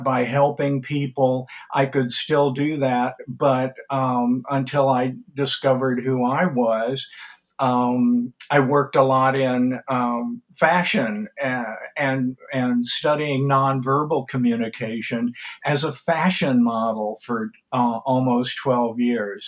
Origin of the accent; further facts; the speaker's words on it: Columbia, Missouri, United States; also born or lived in Manhasset, New York; I was born in Columbia, Missouri